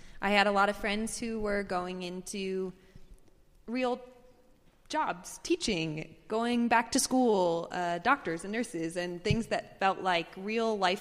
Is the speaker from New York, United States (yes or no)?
no; Connecticut, United States; now in Denver, United States; I live in Denver now, grew up in Connecticut